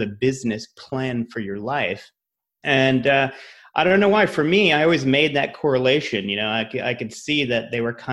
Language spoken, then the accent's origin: English; Rhode Island, United States; moved away as an adult; also born or lived in Massachusetts / New York / Los Angeles; I'm from Rhode Island, went to school in Massachusetts.